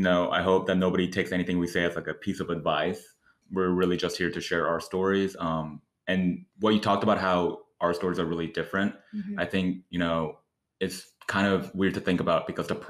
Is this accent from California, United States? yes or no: no; Dallas, Texas, United States; also born or lived in South Korea / Seattle; now in Austin, United States; I was born in South Korea, and I moved to Seattle when I was about 5, and then I moved here to the Dallas area about 2 years later, and now I'm here.